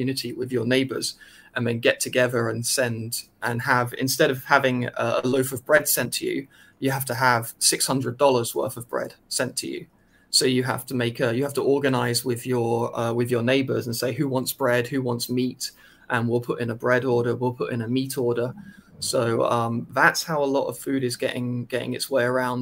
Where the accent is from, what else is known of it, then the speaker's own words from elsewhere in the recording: United Kingdom; now in China; I'm British